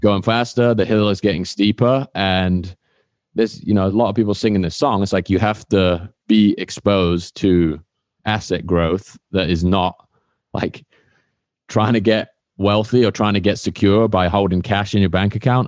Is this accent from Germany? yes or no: no; United Kingdom; I used to work at Honda in, uh, my hometown in the U K